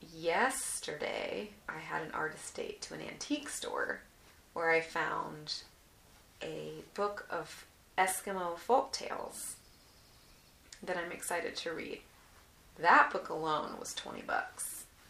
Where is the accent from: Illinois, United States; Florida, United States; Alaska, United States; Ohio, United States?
Alaska, United States; I was born in Alaska